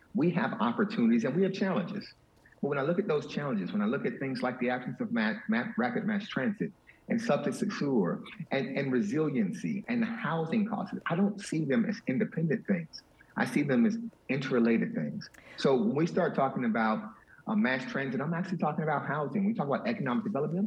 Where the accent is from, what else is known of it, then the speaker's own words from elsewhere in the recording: Miami Gardens, Florida, United States; I'm a kid from Miami Gardens